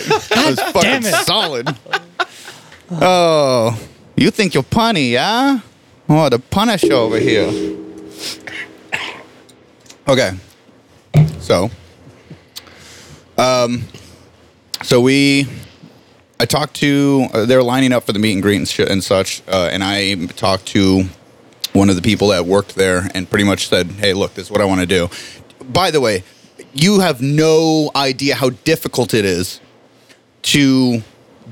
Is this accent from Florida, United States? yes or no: yes; Miami, Florida, United States; I'm from Miami